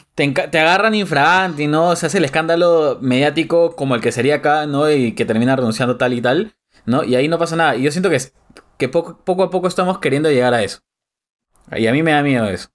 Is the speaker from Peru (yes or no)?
yes; Peru; cómo somos los peruanos